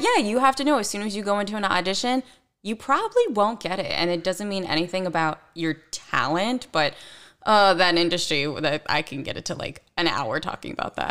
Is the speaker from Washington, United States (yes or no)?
no; Westlake Village, California, United States; moved away as an adult; also born or lived in Philadelphia / New York; I am from Westlake Village